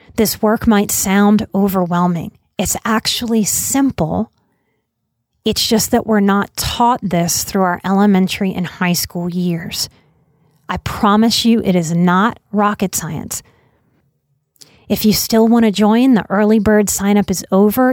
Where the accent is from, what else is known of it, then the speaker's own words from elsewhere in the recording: New Orleans, Louisiana, United States; I'm from New Orleans.